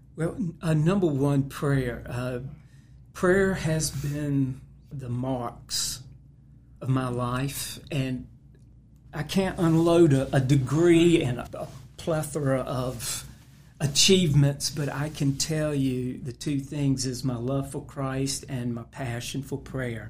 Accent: Roanoke Rapids, North Carolina, United States; my family moved to Roanoke Rapids

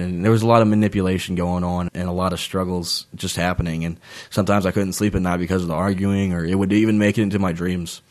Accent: Nelson County, Virginia, United States; moved away; also born or lived in Waynesboro, Virginia; I'm originally from Nelson County, Virginia, and I moved to Waynesboro, and I really, I, I bleed Waynesboro purple and gold at heart, but I am from Nelson County, Virginia

